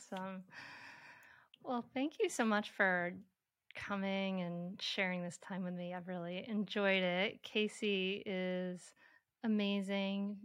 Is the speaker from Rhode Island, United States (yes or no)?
yes; Bristol, Rhode Island, United States; my hometown, Bristol, Rhode Island